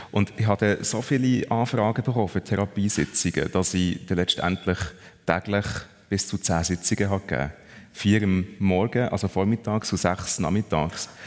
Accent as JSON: {"language": "German", "region": "Bern", "country": "Switzerland", "tie": "born or raised there", "said": "Ja, ich bin äh, echt in Bern aufgewachsen, ja ja, was soll ich sagen? Ich sage immer, Bern ist eine gute Stadt für Leute, die äh, irgendwie einen Kontrollzwang haben."}